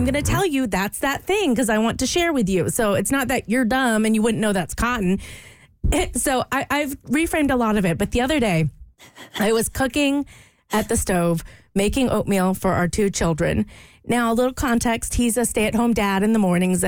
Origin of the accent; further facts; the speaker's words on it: Louisiana, United States; moved away; I grew up in Louisiana